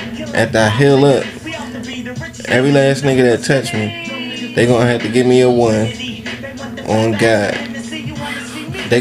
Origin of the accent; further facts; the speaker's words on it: Philadelphia, Pennsylvania, United States; Where I'm from Philly. It ain't no gangs there